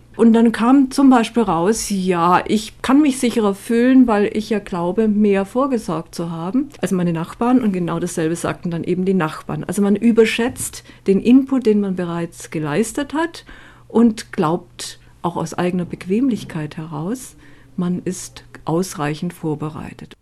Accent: Germany; bei uns in Deutschland

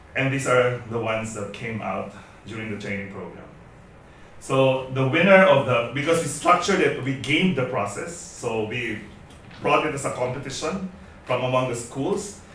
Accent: Philippines; moved away as an adult; also born or lived in Indonesia; I'm a Filipino, but for the last five years, up until recently, I've been based in Indonesia

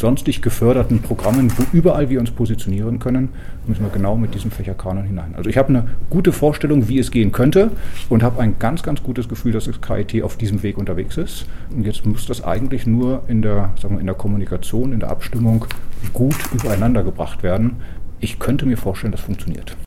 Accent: West Germany, Germany; moved away as an adult; also born or lived in Magdeburg; now in Darmstadt, Germany; als Westdeutscher

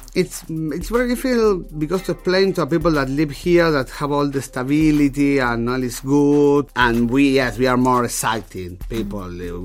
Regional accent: Argentina; now in Germany; I came from Latin America

